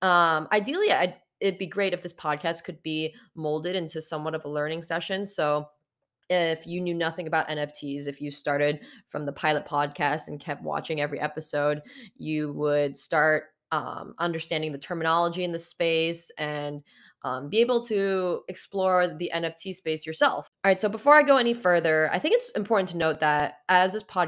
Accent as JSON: {"language": "English", "town": "San Francisco", "region": "California", "country": "United States", "also_born_or_lived": "Chicago", "said": "I'm from San Francisco. I moved here in June from Chicago, and I'm part of the Metaverse family on Discord"}